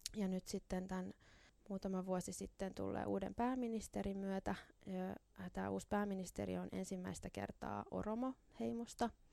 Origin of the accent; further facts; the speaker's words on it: Helsinki, Uusimaa, Finland; minä olen tällainen helsinkiläinen